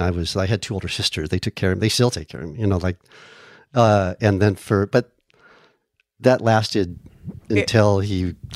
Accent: San Diego, California, United States; San Diego.

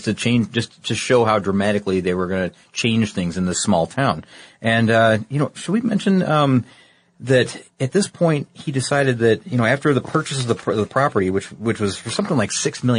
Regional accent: Midwest, United States; I'm from the Midwest, so I say it sometimes both ways.

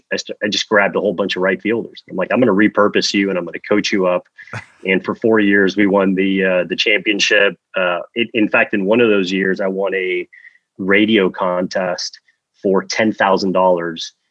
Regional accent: Miami, Florida, United States; now in West Coast, United States; I grew up in Miami, Florida, the 305, pretty much born and raised.

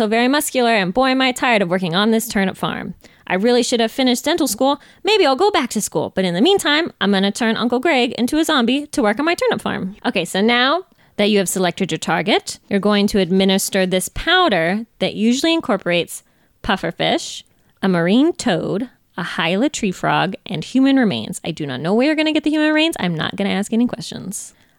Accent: Sacramento, California, United States; born there; also born or lived in Carmel, Indiana; I was born in Sacramento, California. I lived a great deal of time in Carmel, Indiana.

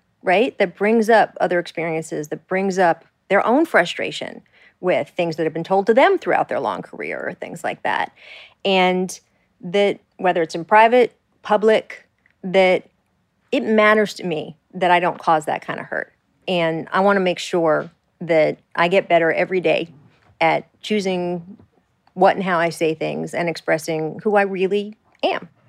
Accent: Washington, District of Columbia, United States; And, you know, I grew up on newspapers and I grew up in the Washington, D.C. area.

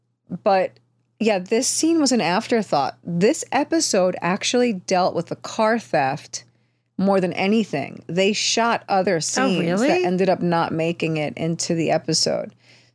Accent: New York City, New York, United States; Being a New Yorker who lived on the Upper East Side

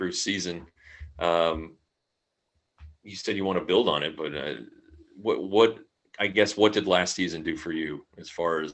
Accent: Colorado, United States; now in Texas, United States; I'm from Colorado

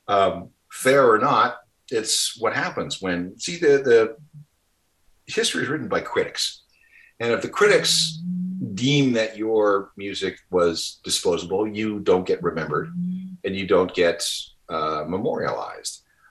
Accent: Winnipeg, Manitoba, Canada; my hometown, Winnipeg

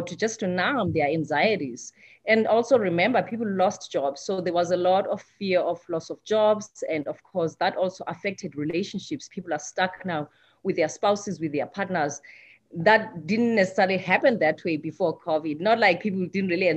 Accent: South Africa; moved away as an adult; I'm from South Africa. Like I said, I thought when I came here 10 years ago

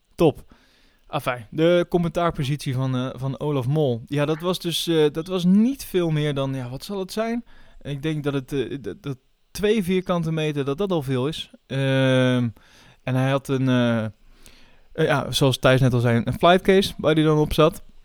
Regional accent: Netherlands; als Nederlander zijnde

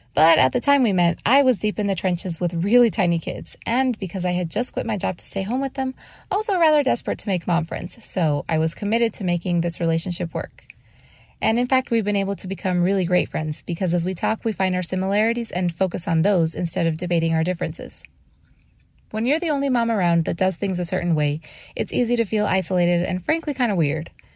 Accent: Mexico; now in Phoenix, United States; I was born and raised in Mexico

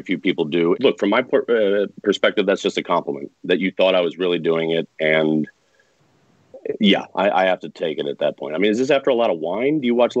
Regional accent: United States; I'm super American.

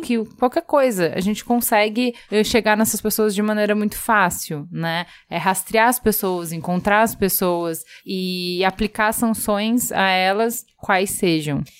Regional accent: Brazil; Eu sou brasileira

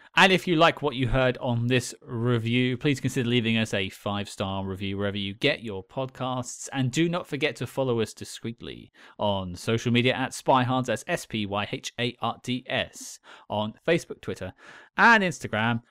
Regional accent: United Kingdom; I'm British

